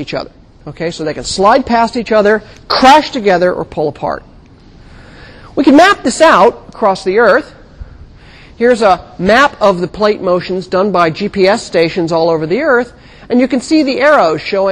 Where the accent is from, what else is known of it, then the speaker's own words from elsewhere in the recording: California, United States; I grew up in California